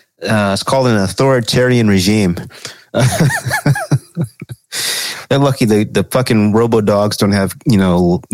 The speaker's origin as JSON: {"language": "English", "country": "United States", "said": "I'm fucking American."}